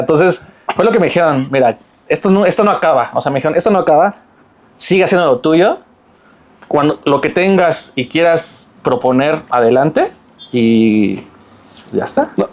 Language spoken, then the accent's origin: Spanish; Mexico; yo soy mexicano